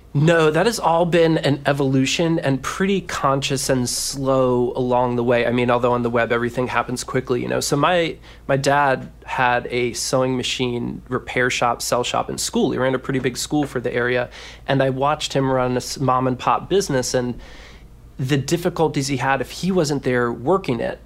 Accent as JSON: {"language": "English", "town": "Washington", "region": "District of Columbia", "country": "United States", "accent": "Maryland drawl", "said": "I'm from the Mid-Atlantic area, so that's not too far off, but Washington, D C, you know, can get a little bit of that Merlin draw"}